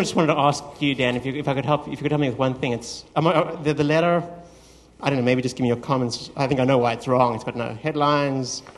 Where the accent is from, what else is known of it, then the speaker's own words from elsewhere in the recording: South Africa; moved away as an adult; also born or lived in Los Angeles, United States; now in United States; came to the United States from my home country, South Africa, to do my MBA